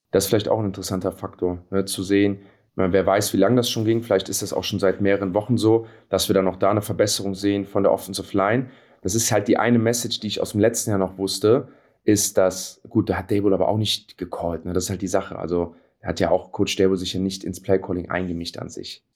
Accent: Cologne, North Rhine-Westphalia, Germany; wir sind ja alle Kölner

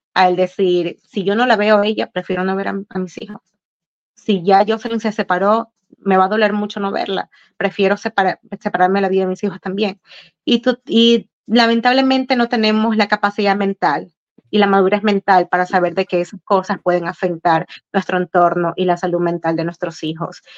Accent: Ecuador; now in United States; en mi país, en Sudamérica

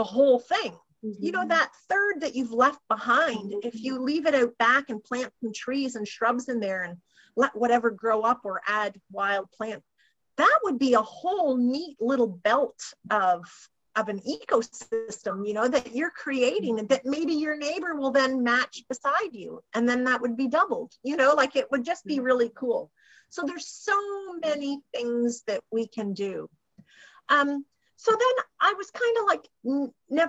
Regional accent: Ontario, Canada; I'm from Ontario

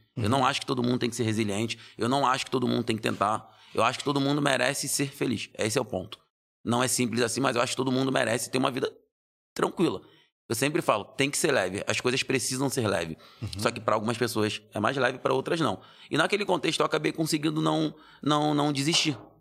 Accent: Rio de Janeiro, Brazil; now in São Paulo, Brazil; Eu nasci no Rio de Janeiro. Nasci no Rio de Janeiro, já morei em vários lugares do, do Rio de Janeiro.

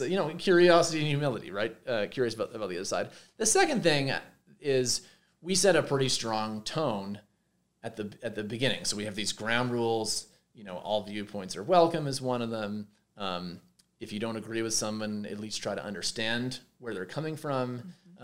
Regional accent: Montreal, Quebec, Canada; moved away as an adult; also born or lived in Minnesota / Santa Barbara; now in Boulder, United States; I'm, I'm, Canadian. I grew up in Montreal.

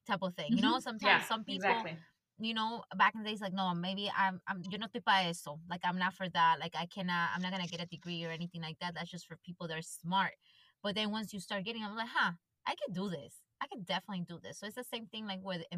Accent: Ecuador; moved away; I grew up in Ecuador

